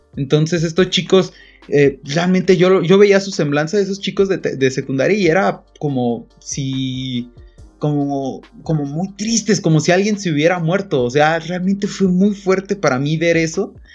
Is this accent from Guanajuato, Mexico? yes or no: yes; Pénjamo, Guanajuato, Mexico; also born or lived in Irapuato; yo soy de Pénjamo, pero estudio en Irapuato